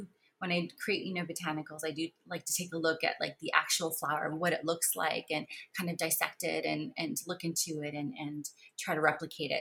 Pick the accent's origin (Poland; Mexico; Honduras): Mexico; moved away; I was born in Mexico.